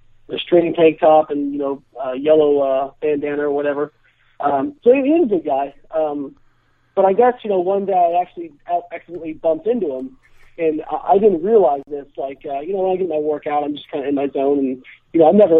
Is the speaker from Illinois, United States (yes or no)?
yes; Champaign, Illinois, United States; I grew up in Champaign, Illinois.